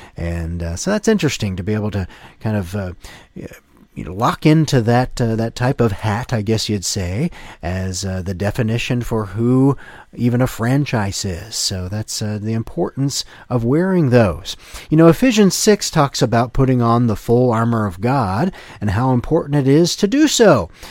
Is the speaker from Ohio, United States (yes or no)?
yes; Ohio, United States; my hometown, uh, team, the Ohio State Buckeyes